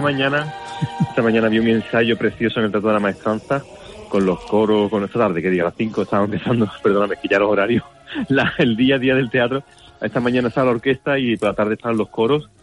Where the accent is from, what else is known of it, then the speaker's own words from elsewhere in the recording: Seville, Andalusia, Spain; los que somos de Sevilla.